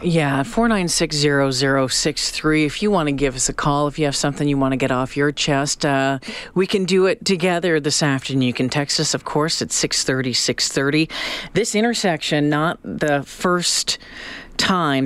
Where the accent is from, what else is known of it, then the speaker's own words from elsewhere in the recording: Canada; growing up in Canada